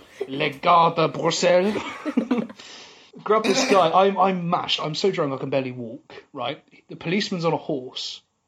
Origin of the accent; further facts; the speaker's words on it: England, United Kingdom; I'm an Englishman.